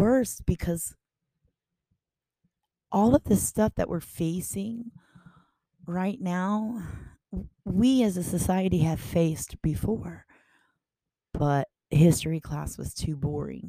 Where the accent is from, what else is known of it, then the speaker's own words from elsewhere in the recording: Baton Rouge, Louisiana, United States; also born or lived in Montana; as I'm sitting here in Baton Rouge, I am watching all the people in my city. This is my hometown